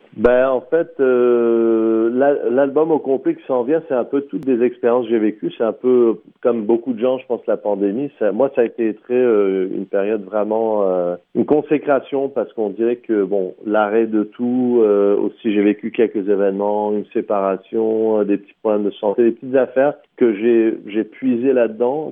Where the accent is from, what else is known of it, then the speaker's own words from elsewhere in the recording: St. Catharines, Ontario, Canada; also born or lived in France / Middle East / North Africa / Vancouver; j'ai abouti au Canada en 84, en Ontario, Sainte-Catherine, Ontario. J'ai fait toutes mes études euh, primaires, secondaires